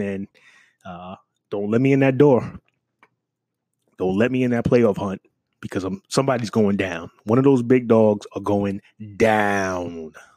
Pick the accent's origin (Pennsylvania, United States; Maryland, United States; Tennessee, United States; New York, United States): New York, United States; New York City; moved away; I'm from New York City